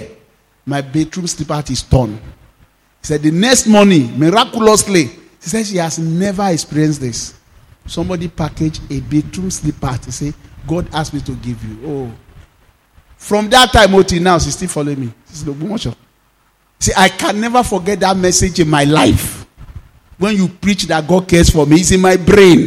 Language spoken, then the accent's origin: English; Nigeria; my hometown, Odumu